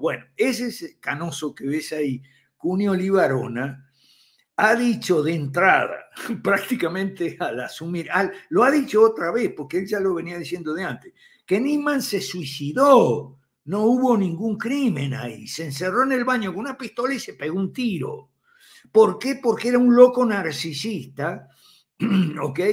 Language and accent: Spanish; Santa Fe, Argentina; moved away as an adult; Yo soy santafesino también, aunque no de Rosario